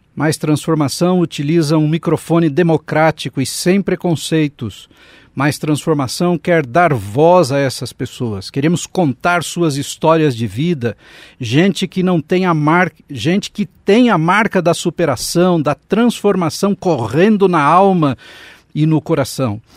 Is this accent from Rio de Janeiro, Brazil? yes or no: no; São Paulo, Brazil; Eu nasci no Capão